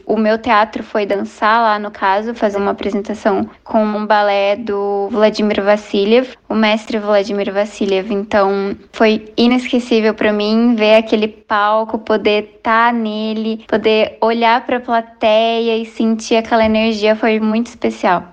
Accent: Cambé, Paraná, Brazil; moved away as an adult; now in Kazan, Russia; eu sou do estado do Paraná, da cidade de Cambé

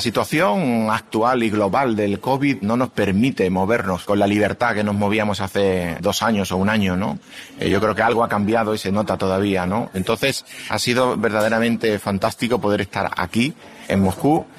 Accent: Seville, Andalusia, Spain; He venido desde Sevilla, mi ciudad natal

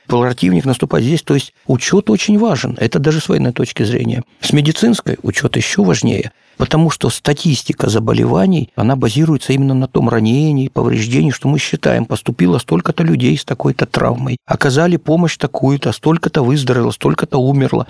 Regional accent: Horlivka, Donetsk Oblast, Ukraine; also born or lived in Moscow; Я уроженец города Горловки Донецкой области

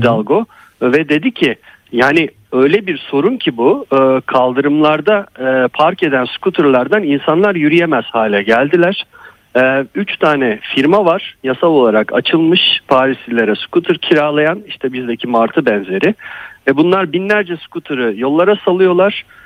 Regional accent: Kadıköy, Istanbul, Turkey; ben de bir Kadıköylüyüm

